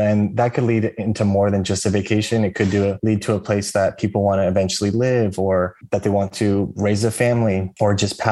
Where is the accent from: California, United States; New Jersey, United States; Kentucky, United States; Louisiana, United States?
California, United States; Siskiyou County; now in Redding, United States; I grew up in Siskiyou County